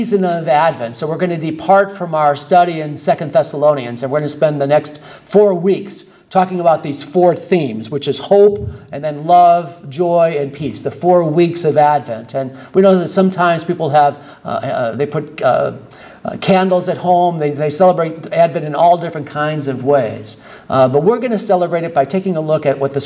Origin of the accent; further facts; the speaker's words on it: Michigan, United States; I'm from Michigan